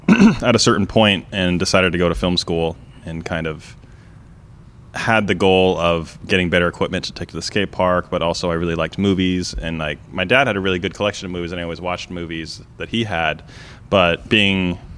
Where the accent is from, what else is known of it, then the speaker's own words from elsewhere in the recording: Las Vegas, Nevada, United States; also born or lived in San Diego / Portland; From San Diego, but I've been in Vegas, you know, since most of my life